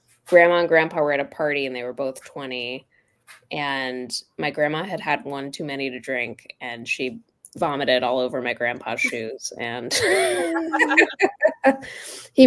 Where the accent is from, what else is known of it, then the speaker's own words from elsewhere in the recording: Florida, United States; I grew up in Florida